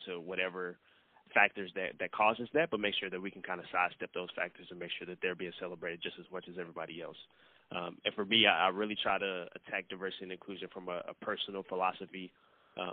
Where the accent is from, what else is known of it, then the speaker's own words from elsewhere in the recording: St. Louis, Missouri, United States; moved away as an adult; now in Nebraska, United States; born and raised in St. Louis, Missouri